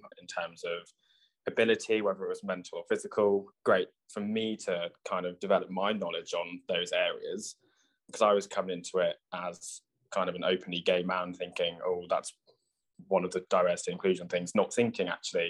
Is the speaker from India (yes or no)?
no; Oxfordshire, South East England, United Kingdom; I'm born and raised in Oxfordshire, my mum and dad and my sister and the rest of my family are from Liverpool